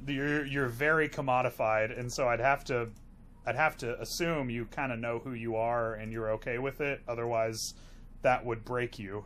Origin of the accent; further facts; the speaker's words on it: the South, United States; I'm from the South